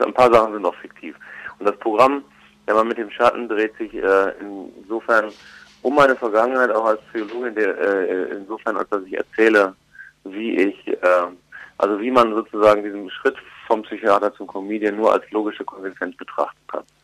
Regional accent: Ruhr area, North Rhine-Westphalia, Germany; ich komme ja selber aus dem Ruhrgebiet gebürtig

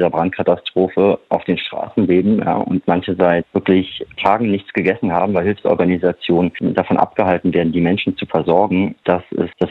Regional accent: Germany; born there; ich bin äh, jemand, der in Deutschland geboren wurde, verdiene genug Geld, ich habe Pass

